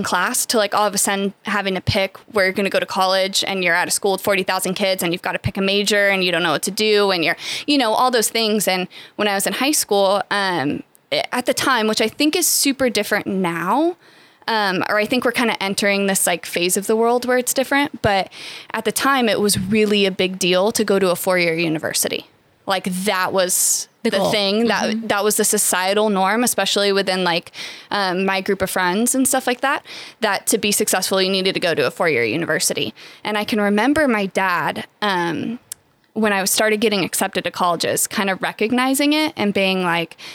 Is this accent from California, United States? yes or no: yes; Bakersfield, California, United States; moved away as an adult; also born or lived in Louisiana; Born and raised in Bakersfield. I'm a Garces girl